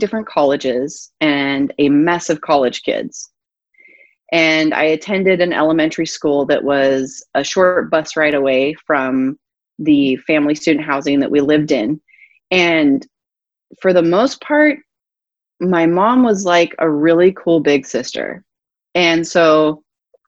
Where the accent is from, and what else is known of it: Johannesburg, Gauteng, South Africa; born or raised there; moved away as an adult; also born or lived in Durban, South Africa / Port Elizabeth, South Africa / Cape Town, South Africa / Northern California, United States; now in United States